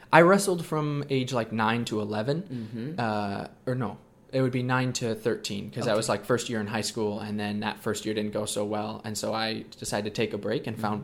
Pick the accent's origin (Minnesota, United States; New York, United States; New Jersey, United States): Minnesota, United States; also born or lived in Coeur d'Alene, Idaho; I live in Minnesota, and I've been homeschooled my whole life